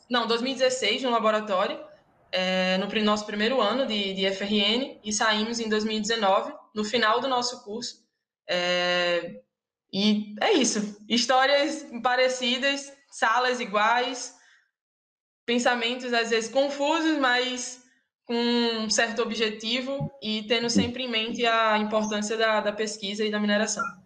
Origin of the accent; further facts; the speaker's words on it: Natal, Rio Grande do Norte, Brazil; somos de, de Natal